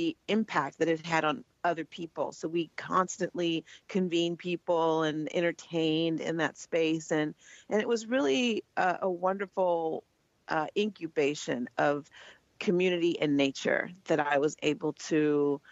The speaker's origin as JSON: {"language": "English", "town": "Oakland", "region": "California", "country": "United States", "tie": "born or raised there", "said": "I was born and raised in Oakland, California"}